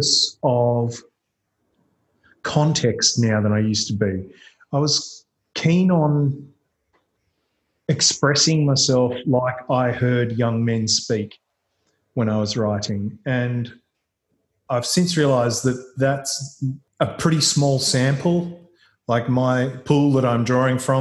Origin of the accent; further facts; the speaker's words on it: Gippsland, eastern Victoria, Australia; the socioeconomic situation that I grew up in Gippsland in eastern Victoria